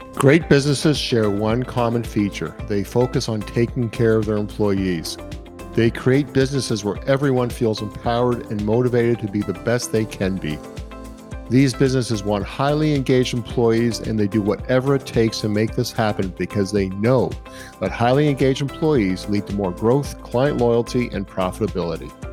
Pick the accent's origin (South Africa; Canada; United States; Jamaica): Canada; as a Canadian